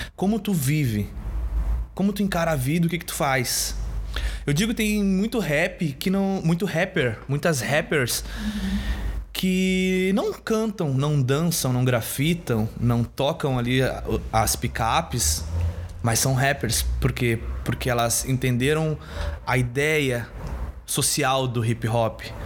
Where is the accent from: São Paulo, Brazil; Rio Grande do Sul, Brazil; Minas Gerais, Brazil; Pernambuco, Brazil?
Rio Grande do Sul, Brazil; Porto Alegre; eu sou da Bonja